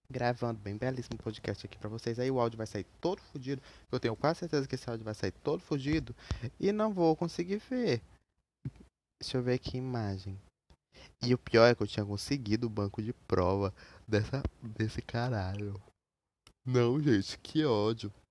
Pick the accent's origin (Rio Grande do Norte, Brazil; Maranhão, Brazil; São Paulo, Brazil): Maranhão, Brazil; Eu sou maranhense, moro nessa cidade maldita, presa nesse lugar desgraçado. E eu tenho que morar aqui, né? É a vida, né?